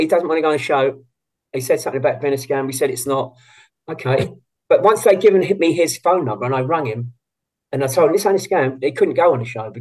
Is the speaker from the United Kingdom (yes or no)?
yes; London, United Kingdom; now in Westcliff-on-Sea, United Kingdom; we're from the East End